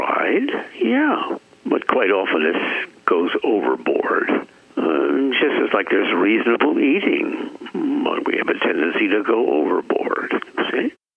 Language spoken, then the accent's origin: English; San Francisco, California, United States; Born and raised in San Francisco, city by the Golden Gate.